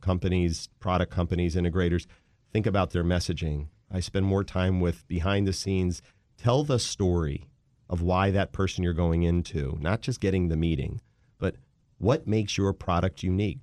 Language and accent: English; Wheaton, Maryland, United States; also born or lived in Philadelphia, Pennsylvania / Washington, D.C.; I grew up in the D M V in a town called Wheaton, Maryland